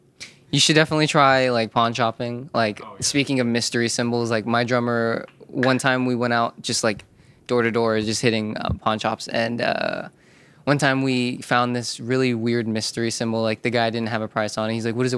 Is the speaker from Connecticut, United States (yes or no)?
no; Scottsdale, Arizona, United States; also born or lived in Florida; Yeah, I am. I'm from Scottsdale, Arizona. That's where I was born.